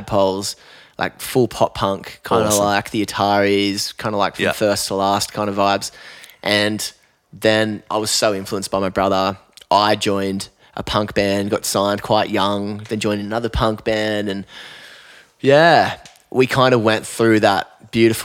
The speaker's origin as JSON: {"language": "English", "town": "Newcastle", "region": "New South Wales", "country": "Australia", "tie": "born or raised there", "also_born_or_lived": "Chicago", "moved": "as an adult", "lives_now": "Lennox Head, Australia", "said": "growing up in Newey"}